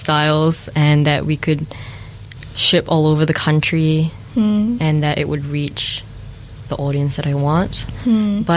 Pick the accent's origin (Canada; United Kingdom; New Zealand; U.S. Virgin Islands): New Zealand; also born or lived in Malaysia; I grew up in New Zealand